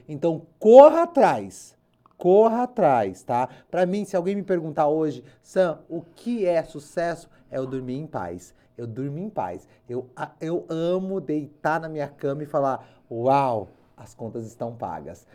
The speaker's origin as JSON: {"language": "Portuguese", "town": "Limeira", "region": "São Paulo", "country": "Brazil", "said": "eu sou de Limeira"}